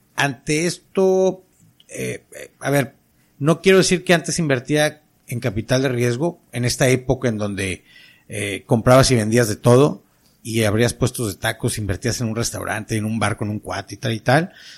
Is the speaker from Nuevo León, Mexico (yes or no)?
yes; Monterrey, Nuevo León, Mexico; como todo regio, insisto, como todo norteño